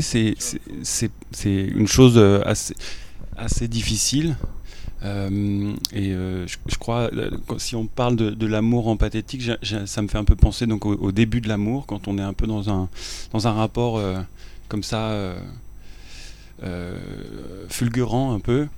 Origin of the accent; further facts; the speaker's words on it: France; je suis française